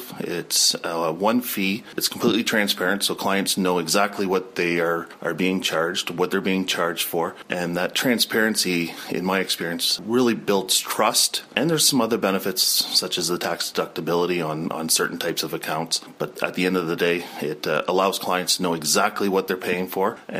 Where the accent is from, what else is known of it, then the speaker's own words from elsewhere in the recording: Wallaceburg, Ontario, Canada; We've set up shop here in Wallsburg. We're both from Wallsburg